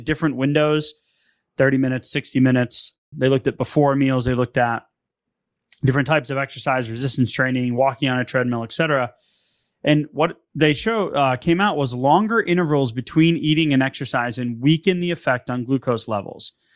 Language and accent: English; Northeast, United States; I'm from the Northeast